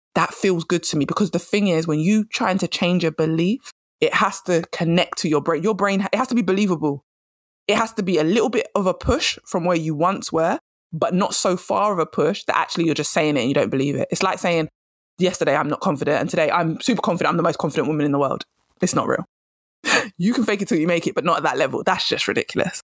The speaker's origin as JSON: {"language": "English", "region": "England", "country": "United Kingdom", "said": "I'm English"}